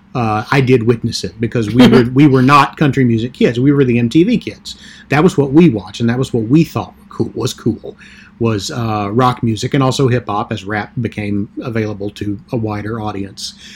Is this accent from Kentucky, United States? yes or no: yes; southeastern Kentucky, United States; moved away as an adult; now in New York area, United States; I was born and raised in a small town in southeastern Kentucky